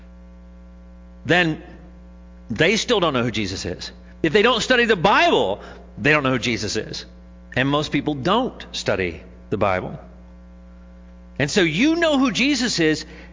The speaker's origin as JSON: {"language": "English", "town": "Jackson", "region": "Missouri", "country": "United States", "said": "I'm from Jackson. They said, is that in Missouri? And I said, yes"}